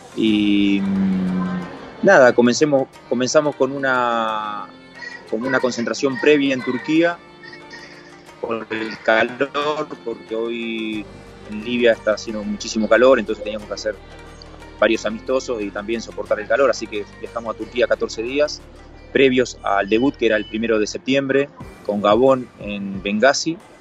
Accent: Argentina; moved away

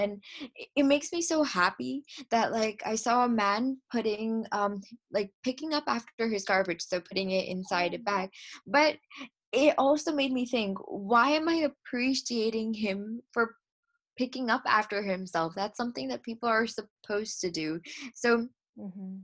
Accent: Edison, New Jersey, United States; I am from Edison, New Jersey

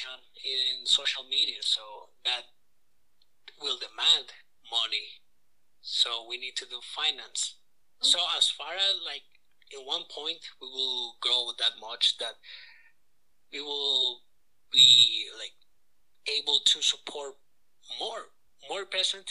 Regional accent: Nicaragua; moved away as an adult; now in Calgary, Canada; I'm from Nicaragua, and technically all my life I've been living there around 17 years

